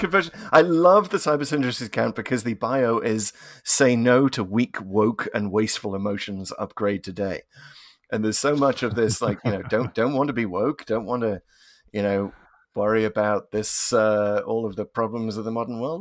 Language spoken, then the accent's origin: English; United Kingdom; as a Brit